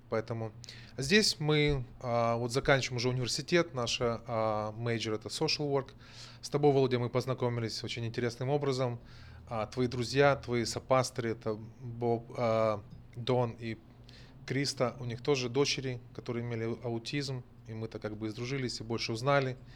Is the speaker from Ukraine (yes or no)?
yes; Pripyat, Kyiv Oblast, Ukraine; Russian is a second language; also born or lived in Donbas; Родился в Украине я, а в Житомирской области. Будучи ребенком, семьей переехал в Припять. В 86 году авария на Чернобыле. А отец нас всех вывез, были эвакуированы, одно время жили в Донбассе, потом очутились в Киеве.